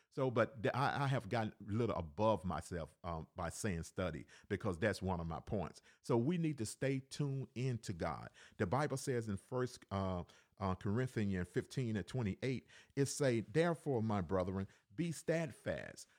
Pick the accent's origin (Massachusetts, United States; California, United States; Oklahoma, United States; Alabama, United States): Alabama, United States; also born or lived in Cleveland, Ohio; now in Decatur, Georgia, United States; I was born in Cleveland, Ohio, raised in Alabama.